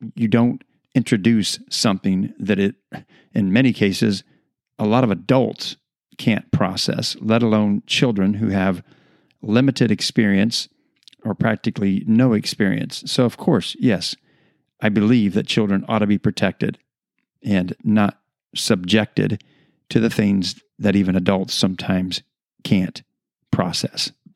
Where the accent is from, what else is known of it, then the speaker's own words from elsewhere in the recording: United States; being American citizens